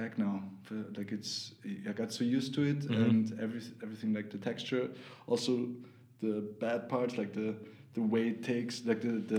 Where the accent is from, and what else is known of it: Vienna, Austria; born or raised there; English is a second language